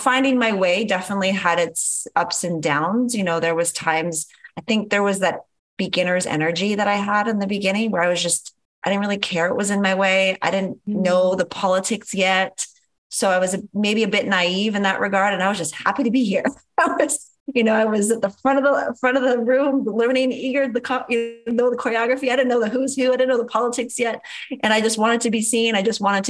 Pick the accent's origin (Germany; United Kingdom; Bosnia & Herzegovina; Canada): Canada; moved away as an adult; now in Los Angeles, United States; Because I'm Canadian, I had my O-1 visa, which is a whole nother process just to get the legal right to work as a Canadian in the US